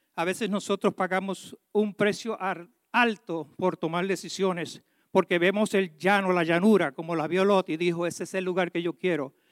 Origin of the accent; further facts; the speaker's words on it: Puerto Rico; yo soy boricua